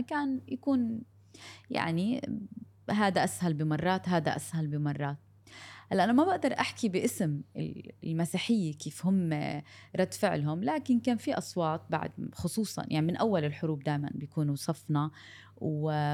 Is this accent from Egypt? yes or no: no; Gaza, Gaza Strip, Palestine; moved away; انا من غزه